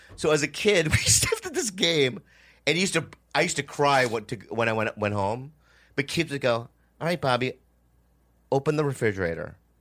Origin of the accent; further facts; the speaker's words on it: Edina, Minnesota, United States; moved away; I grew up in Minnesota for, like, eight years. And I was, like, the only Asian kid